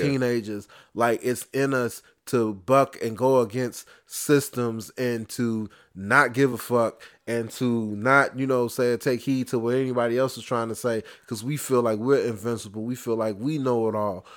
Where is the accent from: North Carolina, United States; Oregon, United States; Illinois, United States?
Illinois, United States; Chicago; I'm from Inglewood